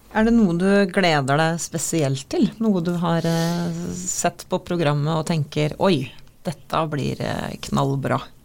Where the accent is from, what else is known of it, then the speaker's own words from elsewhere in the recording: Oslo, Norway; now in Molde, Norway; jeg er fra Oslo